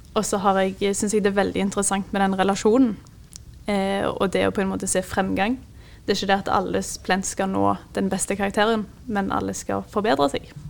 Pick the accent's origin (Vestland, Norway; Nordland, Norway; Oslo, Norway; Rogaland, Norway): Rogaland, Norway; Jørpeland; jeg er fra en liten by som heter Jørpeland, som ligger rett utenfor Stavanger.